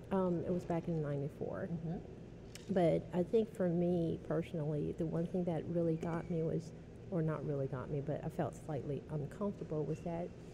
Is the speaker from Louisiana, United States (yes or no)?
yes; New Orleans, Louisiana, United States; growing up in New Orleans